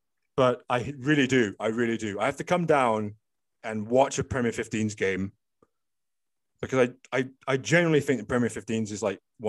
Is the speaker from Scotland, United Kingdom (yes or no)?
yes; Scotland, United Kingdom; I'm fully Scottish, born and bred in Scotland.